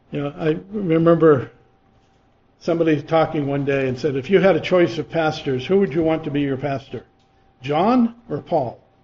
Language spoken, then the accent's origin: English; Massachusetts, United States; I grew up in Massachusetts